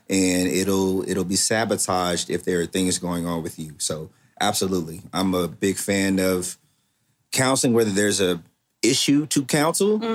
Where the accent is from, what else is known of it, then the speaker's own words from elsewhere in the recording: Waco, Texas, United States; I am from Waco, Texas